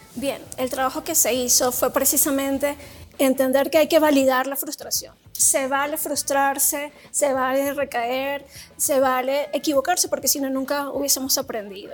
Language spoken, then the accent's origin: Spanish; Venezuela; moved away as an adult; now in Mexico; soy venezolana, ya llevo casi ocho años en México feliz